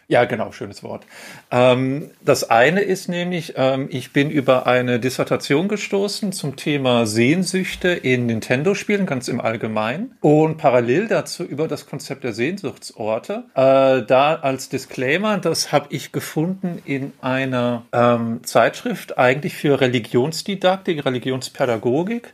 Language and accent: German; Ruhr area, North Rhine-Westphalia, Germany; moved away; ich komme ursprünglich aus dem Ruhrpott